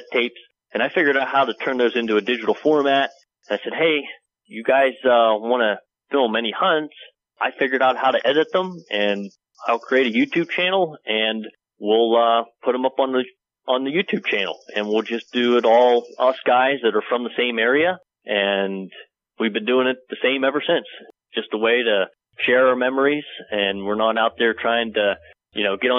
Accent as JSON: {"language": "English", "town": "New Bethlehem", "region": "Pennsylvania", "country": "United States", "tie": "born or raised there", "said": "I grew up in PA, right here. This is my hometown."}